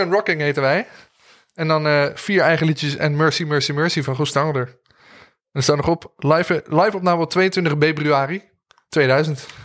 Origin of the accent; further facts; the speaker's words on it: Arnhem, Gelderland, Netherlands; Toen liep ik al even op de muziekschool rond in Arnhem. Daar kom ik vandaan.